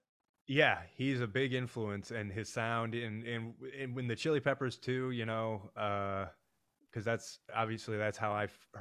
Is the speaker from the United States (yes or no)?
yes; Midwest, United States; Yeah, I got that chip on my shoulder as a Midwesterner, you know.